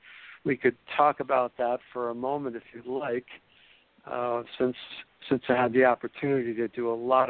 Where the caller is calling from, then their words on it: Florida, United States; I am indeed calling from Florida, just post Hurricane Matthew